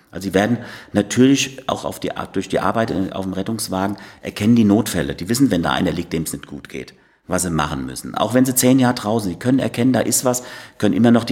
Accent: Marienthal, Germany; Als, als, Kind zu Hause in Marienthal, wo ich aufgewachsen bin, habe ich auf Heimorgel angefangen.

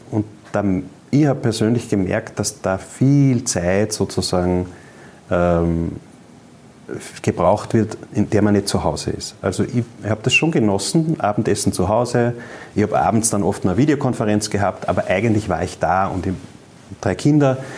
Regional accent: Upper Austria, Austria; das höre ich auch ganz oft bei uns in Oberösterreich.

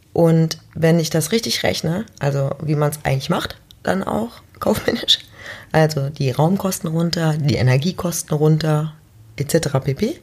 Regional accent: Mönchengladbach, North Rhine-Westphalia, Germany; Jetzt komme ich ja auch aus Mönchengladbach

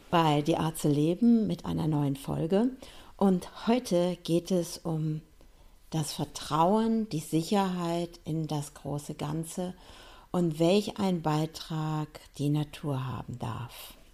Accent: Hesse, Germany; now in Münsterland, Germany; weil ich komme ja aus dem Hessischen. Und dann ist es ein bisschen anders als hier.

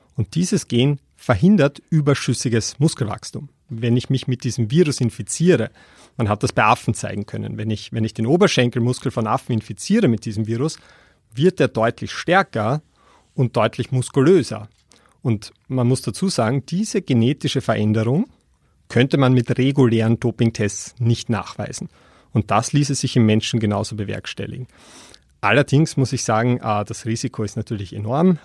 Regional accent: Austria; als Österreicher

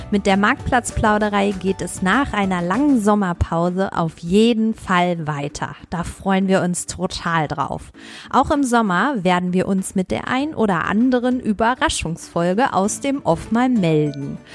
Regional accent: North Rhine-Westphalia, Germany; Mein Highlight war natürlich, viele Lehrerinnen und Lehrer aus meiner Heimat zu sprechen und über Fußball zu reden im wunderschönen

